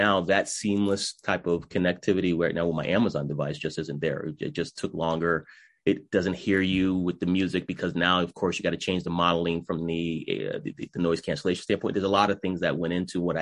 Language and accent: English; New England, United States; I'm from New England, we talk faster than most.